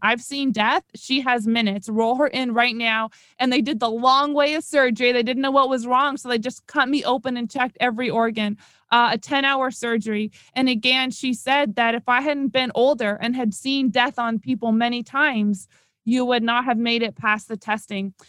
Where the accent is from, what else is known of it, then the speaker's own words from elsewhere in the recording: Toronto, Ontario, Canada; moved away as an adult; now in South Florida, United States; originally and for my whole life, I'm from Toronto